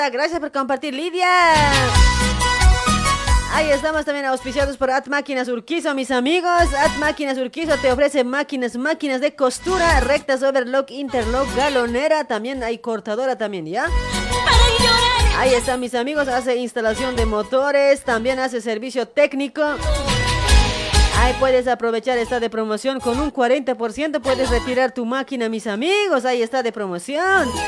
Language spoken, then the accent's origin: Spanish; La Paz, Bolivia; now in Argentina; Sí, sí, yo soy de La Paz y vivo acá en Argentina